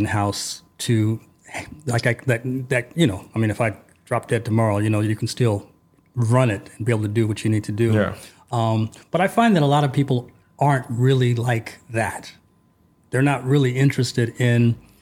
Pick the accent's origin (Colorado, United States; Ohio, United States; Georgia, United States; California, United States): California, United States; Los Angeles; now in Budapest, Hungary; I'm from Los Angeles, California, but I'm in Budapest, Hungary